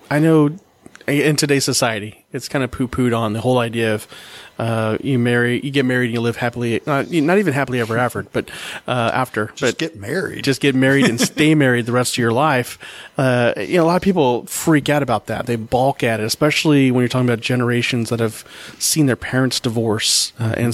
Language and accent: English; Oklahoma, United States; I was born in Oklahoma